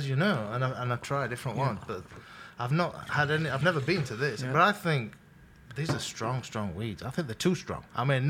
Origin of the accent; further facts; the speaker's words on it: Sheffield, Yorkshire and the Humber, United Kingdom; moved away as an adult; now in Los Angeles, United States; I'm from a place called Sheffield.